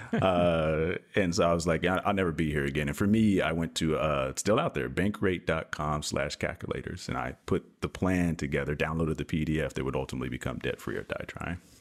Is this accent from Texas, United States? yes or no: yes; Texas, United States; I am from the great state of Texas